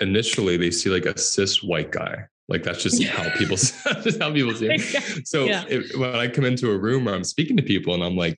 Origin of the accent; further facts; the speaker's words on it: Pennsylvania, United States; Southern Pennsylvania. So it's like, oh. Yeah, it's like being in Tennessee, you know?